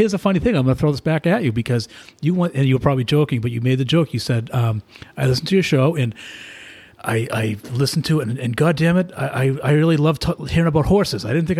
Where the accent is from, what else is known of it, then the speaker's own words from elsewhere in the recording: Stoneham, Massachusetts, United States; now in Abington, United States; I grew up in Stoneham where we have two highways in Stoneham. There's 93 and 95 in it.